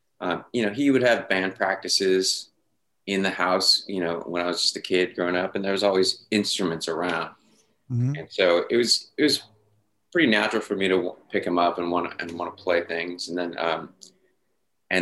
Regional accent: Grass Valley, California, United States; moved away as an adult; also born or lived in Long Beach, California; when I was three, my parents moved to Grass Valley, California

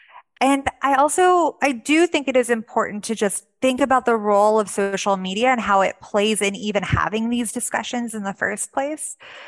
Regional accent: Texas, United States; also born or lived in DMV area (Washington, D.C. metropolitan area); now in Washington, D.C., United States; I come from Texas, another state with a large Iranian American population.

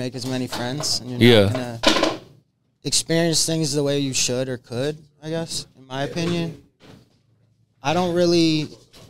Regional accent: Rochester, New York, United States; I'm from Rochester, New York

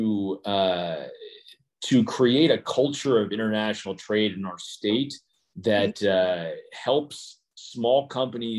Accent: South Dakota, United States; moved away; my home state of South Dakota

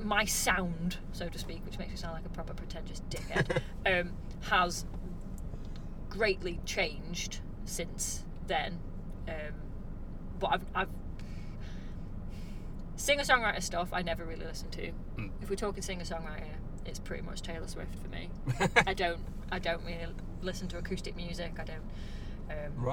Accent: Stoke-on-Trent, West Midlands, United Kingdom; growing up in Stoke.

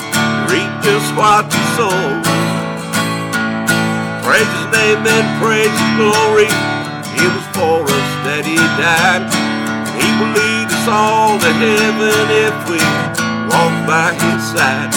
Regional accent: Missouri, United States; I was born and raised down in Missouri, right in the middle of a cotton field

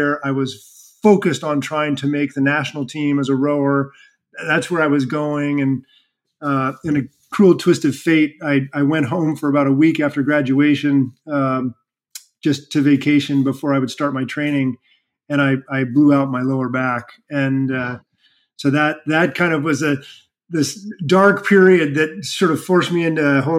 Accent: Reno, Nevada, United States; growing up in Reno, Nevada

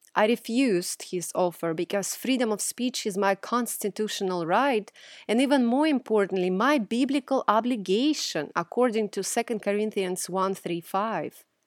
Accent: Russia; moved away; Growing up in Russia, the Orthodox religion I observed

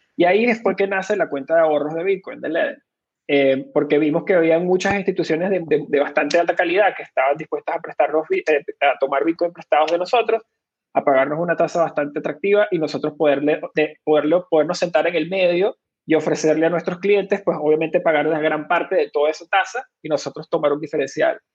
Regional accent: Venezuela; moved away; soy originalmente de Venezuela, ahí fue donde nací y me crié

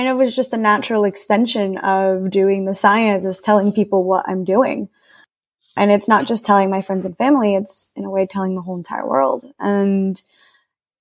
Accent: Puerto Rico; I grew up around the ocean, so I'm from Puerto Rico, which is a Caribbean island.

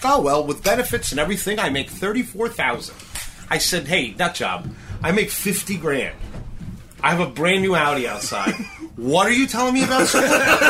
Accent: Huntington, New York, United States; Because I grew up in Huntington, which is right across the water from here. And my curse was that we were in a pretty decent upper middle class neighborhood, but we had no money.

